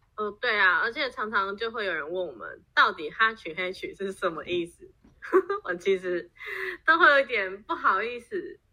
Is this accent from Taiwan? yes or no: yes; Taiwan; moved away as an adult; now in United States; 我也是在台湾长大。然后大学，我大学也是台湾念，呃，毕业之后我在台湾工作大概七年